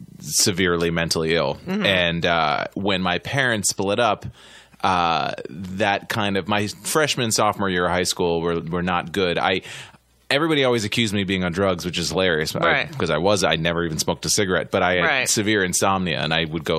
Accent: Massachusetts, United States; Outside of Boston.

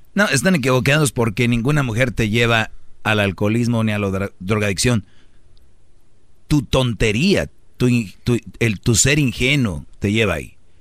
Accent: Mexico; los mexicanos nos reímos de la muerte

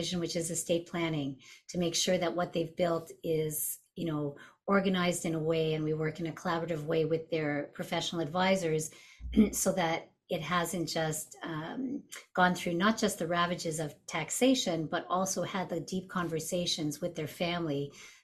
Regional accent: Montreal, Quebec, Canada; I'm originally from Montreal

